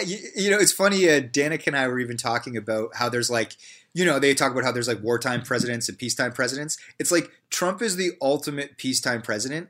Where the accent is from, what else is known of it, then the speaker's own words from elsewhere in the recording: Canada; as, as a Canadian